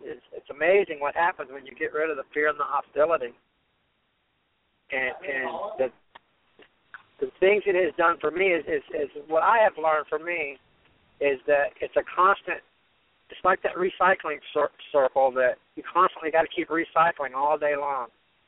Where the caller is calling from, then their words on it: Fort Lauderdale, Florida, United States; I'm calling from Fort Lauderdale, actually.